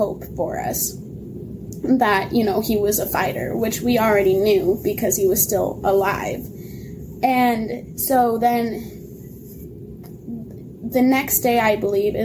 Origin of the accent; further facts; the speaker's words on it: Montana, United States; We were in Seattle at the time, and we're from Montana